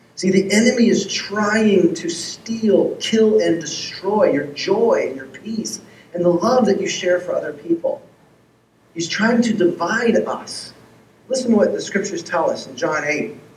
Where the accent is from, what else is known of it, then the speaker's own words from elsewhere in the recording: Texas, United States; moved away as an adult; also born or lived in Seattle / Los Angeles; my wife and I, if you don't know our story, we grew up in Texas